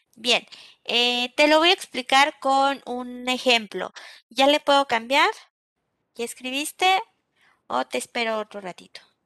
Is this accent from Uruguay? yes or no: no; Mexico; Nosotros como mexicanos